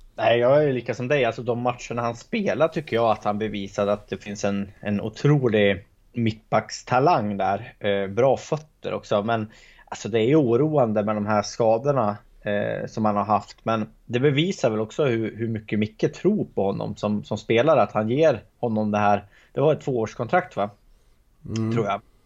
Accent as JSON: {"language": "Swedish", "area": "Hälsingland", "region": "Gävleborg County", "country": "Sweden", "said": "som hälsing"}